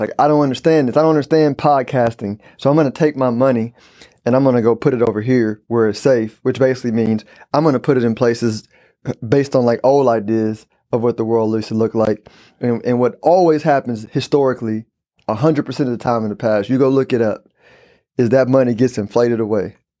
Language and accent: English; Houston, Texas, United States; also born or lived in San Antonio, Texas / Dallas, Texas; born and raised in Houston, Texas, uh, lived in San Antonio and Dallas